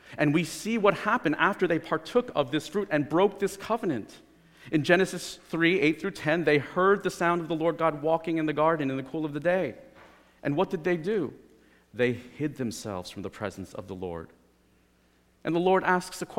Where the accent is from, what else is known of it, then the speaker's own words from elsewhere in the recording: New Jersey, United States; I'm from New Jersey